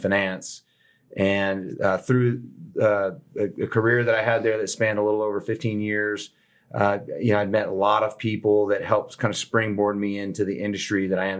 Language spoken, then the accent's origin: English; Houston, Texas, United States; moved away as an adult; I grew up in Southwest Houston